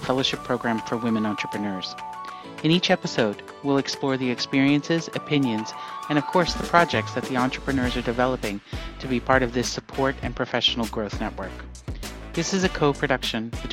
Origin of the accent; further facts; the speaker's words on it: United States; also born or lived in Rotterdam, Netherlands; now in Netherlands; I'm an American based in the Netherlands